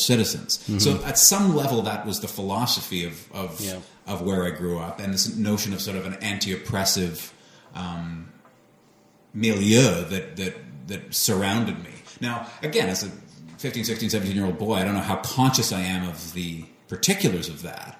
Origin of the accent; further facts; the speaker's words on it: Eswatini; I grew up in Southern Africa in a small country called Swaziland